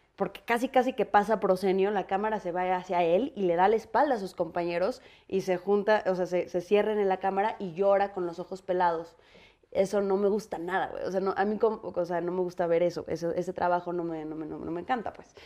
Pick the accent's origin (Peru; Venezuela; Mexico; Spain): Mexico; also born or lived in United States; como mexicanos